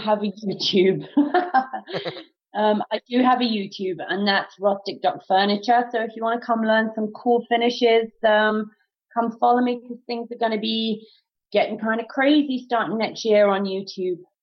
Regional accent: United Kingdom; now in Canada; in the UK

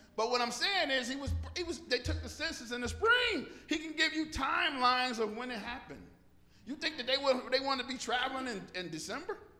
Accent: Detroit, Michigan, United States; growing up in Detroit, West Side, whoop, whoop. off of Seven Mile

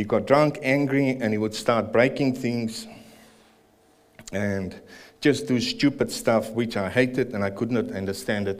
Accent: Pretoria, Gauteng, South Africa; moved away as an adult; also born or lived in Greymouth, New Zealand; now in New Zealand; I was born and raised in Pretoria

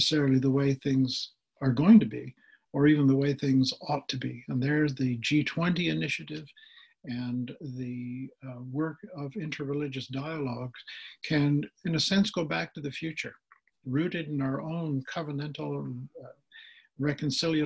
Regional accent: Canada; as a Canadian

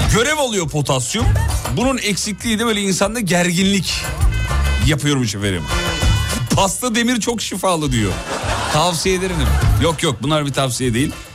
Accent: Black Sea Region, Turkey

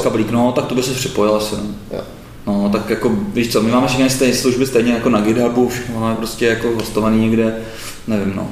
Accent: Bohemia, Czechia; tady u nás v Čechách

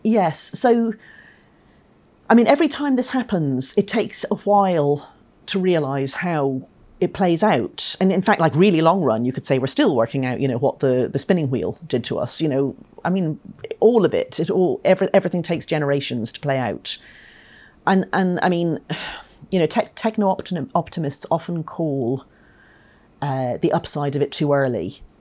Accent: Ireland; moved away; I'm Irish

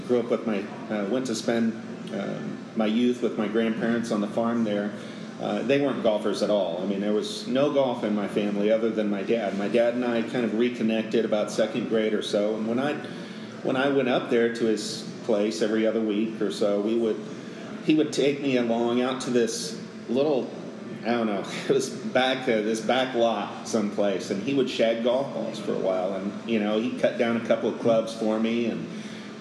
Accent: Iowa, United States; moved away as an adult; now in San Antonio, United States; I grew up in Iowa on a farm with my grandparents

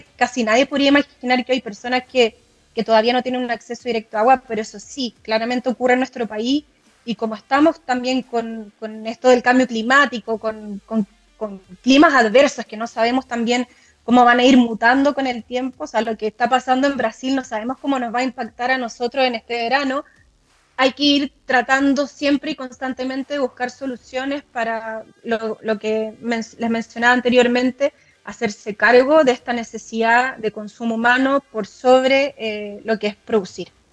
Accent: Chile

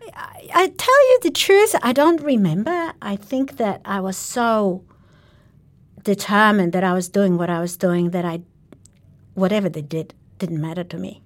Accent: Sweden; moved away as an adult; also born or lived in Poland; now in Australia; I am a Polish born Jew of Jewish origin, and I spent my very young years in Poland. Then I moved as a political refugee to Sweden

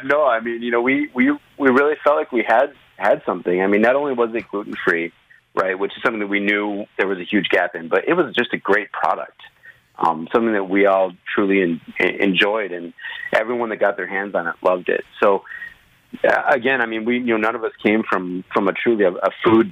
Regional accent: Hope, Michigan, United States; I grew up in a little town called Hope in Michigan

